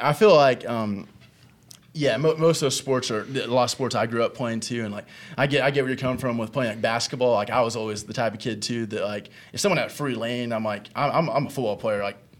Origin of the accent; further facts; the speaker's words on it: Owosso, Michigan, United States; being from Owosso